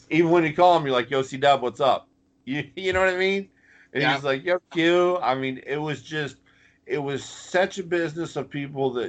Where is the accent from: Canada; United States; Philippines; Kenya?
Canada; Thunder Bay, Ontario; We had we formed a tag team in the mid '90s called the Northern Exposure. I was from Thunder Bay, Ontario, Canada.